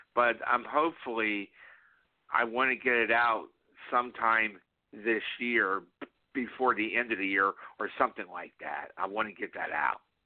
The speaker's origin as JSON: {"language": "English", "region": "South Florida", "country": "United States", "tie": "born or raised there", "said": "I, I grew up in South Florida"}